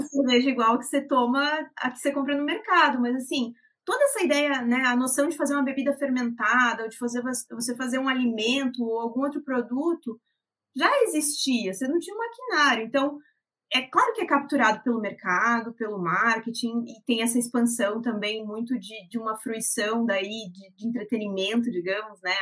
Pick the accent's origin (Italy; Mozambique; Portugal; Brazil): Brazil; Jaraguá do Sul, Santa Catarina; now in Curitiba, Brazil; na minha cidade natal, que é Jaraguá do Sul